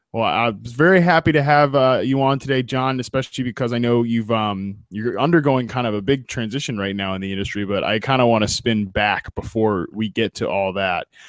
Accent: United States; growing up in Washington

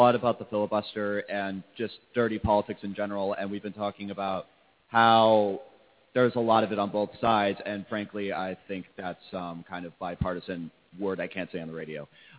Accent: Trumbull, Connecticut, United States; I'm from Trumbull, Connecticut.

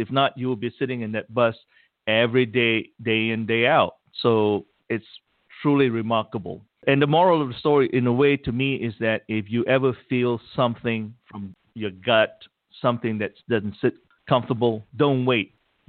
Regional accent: Malaysia; I am from Malaysia

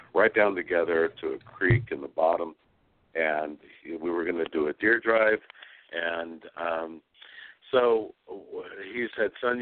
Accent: West Texas, United States; now in Sonora, United States; I grew up in West Texas

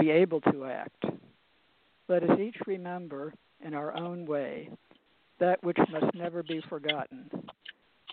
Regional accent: Philadelphia, Pennsylvania, United States; now in Harrisburg, United States; I was born in Philadelphia, and I grew up nearby.

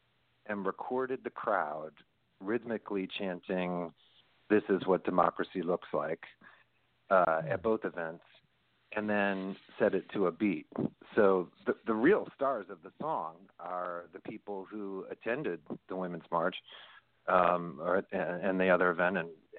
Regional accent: New York, United States; now in Los Angeles, United States; You know, I'm a New Yorker. I'm in Los Angeles now, but having grown up in New York, you know, we were aware of him well before he was the president.

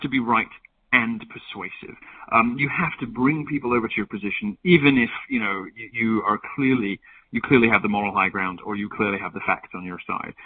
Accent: United Kingdom; being a Brit

